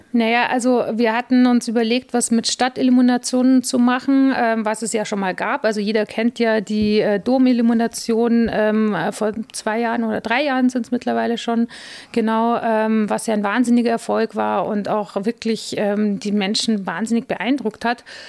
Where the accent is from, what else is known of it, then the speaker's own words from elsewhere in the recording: Munich, Bavaria, Germany; moved away as an adult; also born or lived in Italy / Frankfurt; now in Regensburg, Germany; Geboren wurde ich in München, ähm, hab, bin auf dem Land aufgewachsen